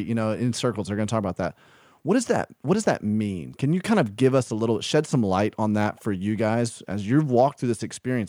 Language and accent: English; the South, United States; now in Midwest, United States; I grew up in the South